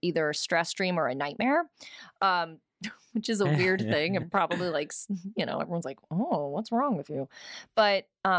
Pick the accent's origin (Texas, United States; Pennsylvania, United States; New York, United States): New York, United States; I'm such a New Yorker.